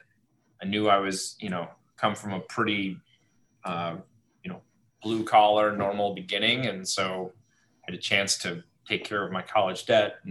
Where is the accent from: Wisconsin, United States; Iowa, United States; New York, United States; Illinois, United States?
Wisconsin, United States; Marinette; I grew up in Marinette, Wisconsin, over north of Green Bay